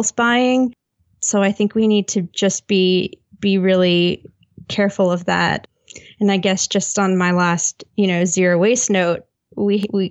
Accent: United States; I am an American living in a place with awful public transport

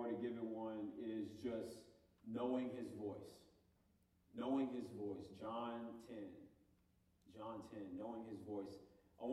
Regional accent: Homewood, Illinois, United States; moved away as an adult; I moved from Chicago, the south suburbs of Chicago. I'm originally from, I'm sure I got some suburbanites in here, but near Homewood. And I moved here at 18 to go to school.

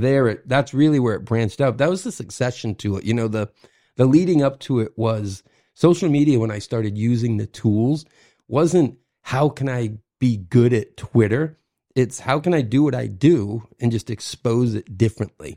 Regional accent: Kennebunkport, Maine, United States; moved away as an adult; also born or lived in Boston / New York; born and raised in Kennebunkport area, so restaurants were always my life

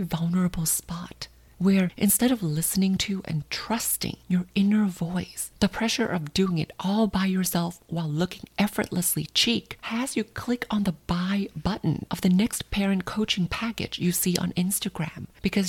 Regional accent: Thailand; moved away as an adult; now in United States; growing up in Thailand

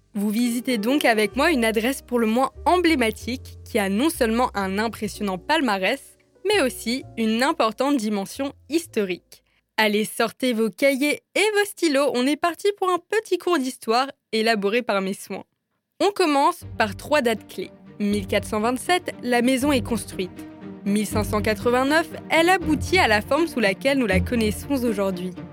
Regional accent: Strasbourg, Grand Est, France; moved away as an adult; also born or lived in Lyon; je me promène dans Strasbourg avec vous afin de mettre en lumière les cafés, bars, restaurants et autres lieux uniques de ma ville natale

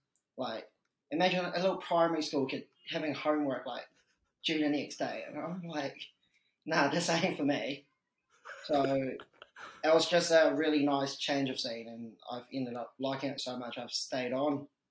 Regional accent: Dunedin, Otago, New Zealand; also born or lived in Hong Kong / Mosgiel; So I was originally from Hong Kong, right? Came over to Dunedin when I was a year 7, so when I was like 11, 12 years old. Been in Dunedin since. Done school in Dunedin. Went to uni at Otago

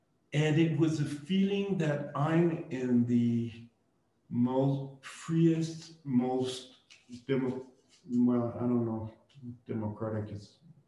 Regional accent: Barcelona, Catalonia, Spain; So I came from Barcelona, which, you know, helped me.

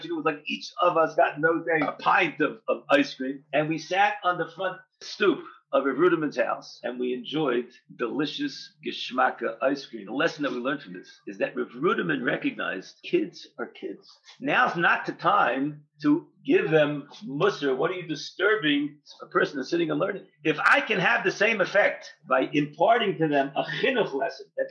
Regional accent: Baltimore, Maryland, United States; I grew up in Baltimore, Maryland

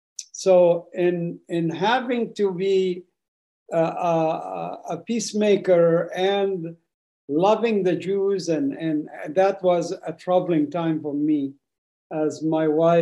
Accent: Gaza Strip, Palestine; born there; because my family originally from Jaffa. And I was born in the Gaza Strip because my family was basically left their home in Jaffa to escape the war of 1948 and came to Gaza

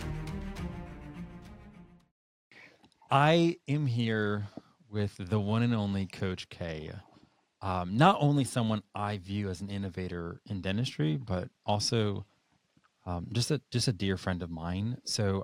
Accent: New Hampshire, United States; Growing up in New Hampshire, I started skiing when I was 4 years old

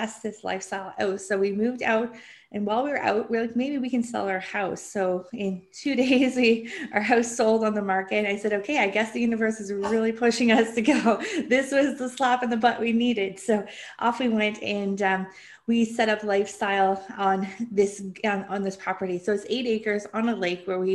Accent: Canada; I'm from Canada

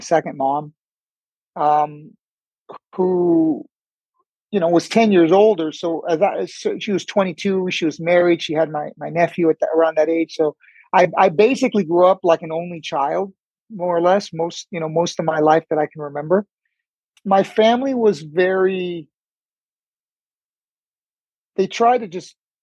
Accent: El Monte, California, United States; also born or lived in Cuba; Grew up in El Monte, California.

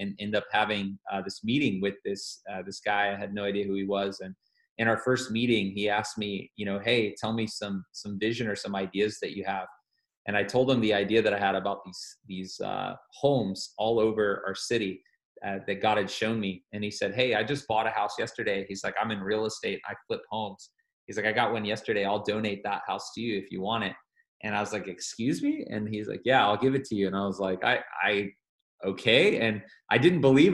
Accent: Atlanta, Georgia, United States; moved away as an adult; now in Columbus, United States; I'm originally from the Atlanta area and moved away from that area in about 2009

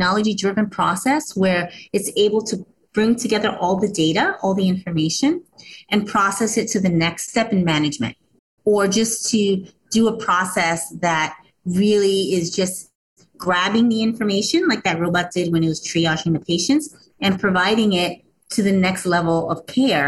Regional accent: New York, United States; my family is from Puerto Rico. I was born here in New York, but still very close to my roots

